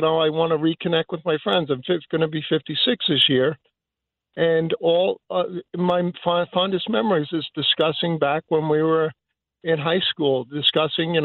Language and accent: English; Syosset, New York, United States; I grew up in Syosset.